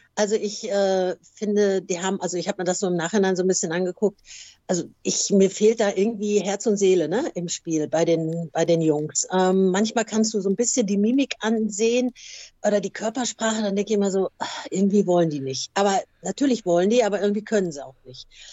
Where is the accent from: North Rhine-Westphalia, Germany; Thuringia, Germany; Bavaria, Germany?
North Rhine-Westphalia, Germany; Gelsenkirchen; also born or lived in Hamburg; ich bin tatsächlich eine waschechte Gelsenkirchnerin. Ich bin ähm, ähm, super Jahrgang 63 in Gelsenkirchen geboren und bin eigentlich auch nie weiter weggekommen